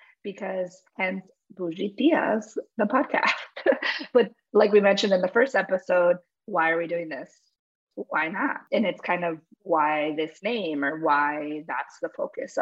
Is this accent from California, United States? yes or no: no; New Jersey, United States; I was born in New Jersey. So I call myself Amerihuaya, Paraguayan American. And growing up, I grew up around other Amerihuayos